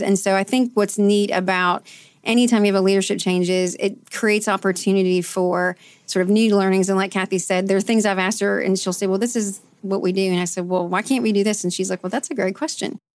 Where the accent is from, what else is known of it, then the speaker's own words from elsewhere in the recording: Canton, Ohio, United States; moved away as an adult; now in Louisville, United States; I'm from Canton, Ohio, actually. I moved to Louisville to go to Bellarmine University